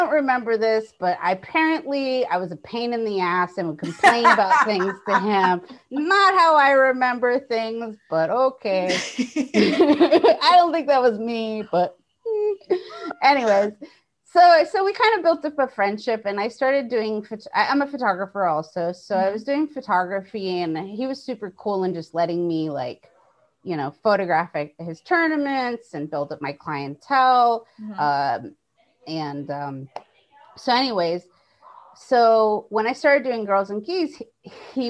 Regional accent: Hawaii, United States; I come from Hawaii. We don't have snow.

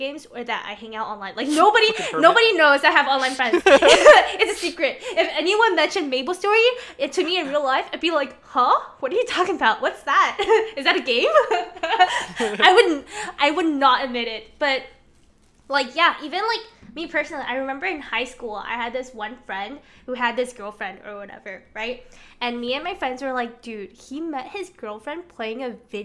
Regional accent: China; moved away; I have spent a lot of my years growing up in China

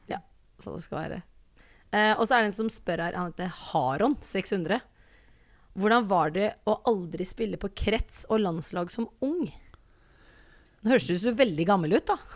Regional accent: Grenland, Telemark, Norway; accent: Grenland dialect; jeg er fra Grenland, så jeg har sånn grenlandsdialekt

